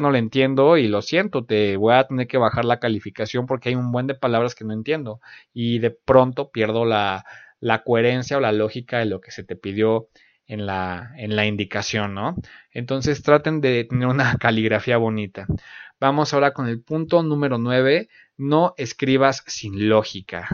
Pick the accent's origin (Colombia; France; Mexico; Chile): Mexico; del país de donde, de donde yo soy